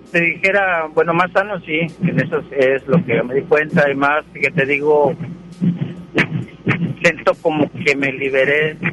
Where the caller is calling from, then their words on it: Monterrey, Nuevo León, Mexico; Eh, de aquí de Monterrey, voy camino a casa.